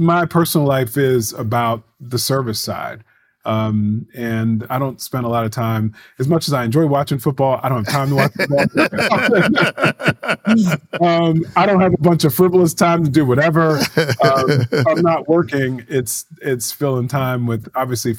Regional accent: Baltimore, Maryland, United States; growing up in Baltimore

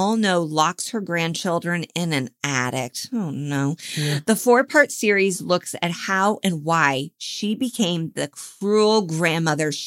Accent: Indianapolis, Indiana, United States; I'm from Indianapolis

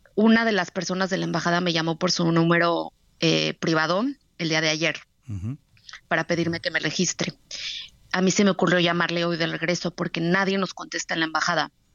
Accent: Mexico; moved away; somos mexicanos

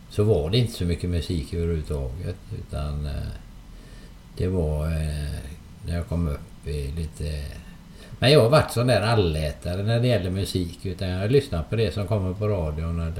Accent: Hönö, Västra Götaland, Sweden; Det var lite längre färdresa på den tiden. Eh, då fick man först cykla från Hönö till Öckerö som färjan gick då.

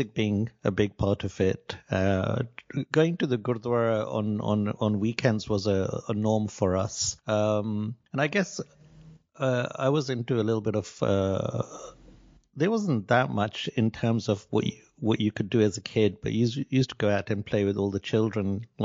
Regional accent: Nakuru, Nakuru County, Kenya; I was born in Kenya in a town called Nakuru, which is outside the capital of Nairobi, and I was born in 1966. I was born at home, which was kind of the normal thing in those days

